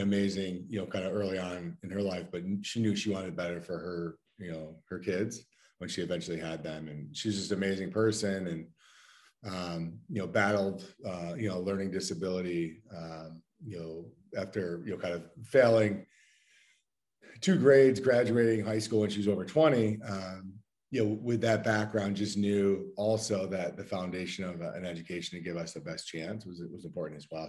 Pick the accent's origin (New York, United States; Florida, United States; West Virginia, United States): New York, United States; Endicott; moved away; I grew up in in upstate New York, um, small town called Endicott, New York, about an hour south of Syracuse